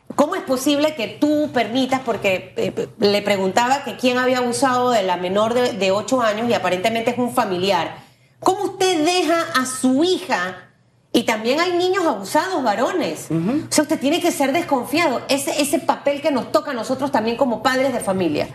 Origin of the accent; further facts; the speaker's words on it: Panama; como panameña, como mujer, como mamá